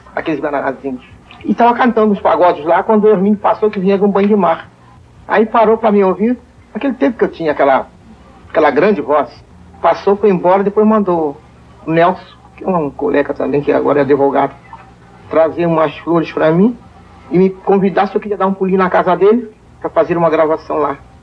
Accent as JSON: {"language": "Portuguese", "town": "Valença", "region": "Rio de Janeiro", "country": "Brazil", "tie": "born or raised there", "said": "Nasci a 7 de fevereiro de 1903, na cidade do Rio, em Valência. Sou valenciana"}